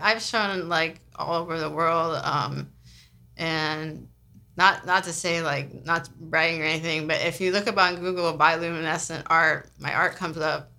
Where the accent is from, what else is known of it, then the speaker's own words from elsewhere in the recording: San Francisco, California, United States; now in New Orleans, United States; I grew up in San Francisco